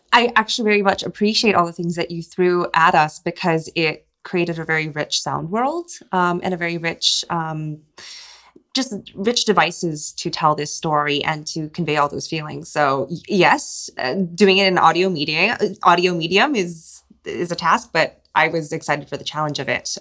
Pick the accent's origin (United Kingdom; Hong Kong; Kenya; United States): Hong Kong; born or raised there; moved away